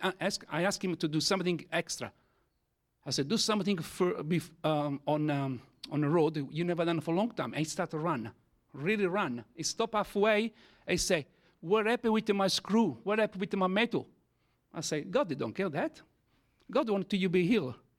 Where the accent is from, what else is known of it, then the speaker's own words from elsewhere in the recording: Italy; first language Italian; English is a second language; I am Italian, okay? As my first language is Italian.